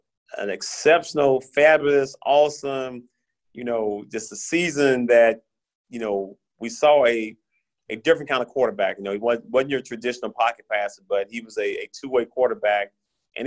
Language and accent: English; Tennessee, United States; My home state. I had to represent my home state, man.